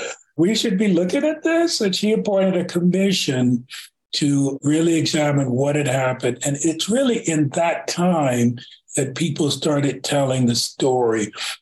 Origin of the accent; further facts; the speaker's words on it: Tulsa, Oklahoma, United States; I told them I was from Tulsa